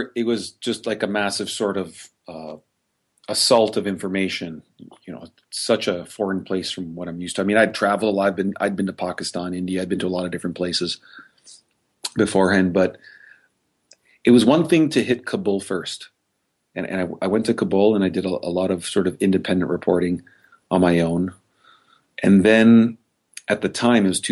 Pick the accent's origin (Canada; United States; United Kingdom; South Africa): Canada; as a Canadian